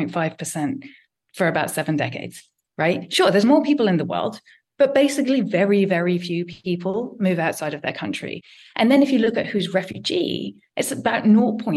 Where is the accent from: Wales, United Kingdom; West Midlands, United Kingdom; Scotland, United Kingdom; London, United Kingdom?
London, United Kingdom; I am a Londoner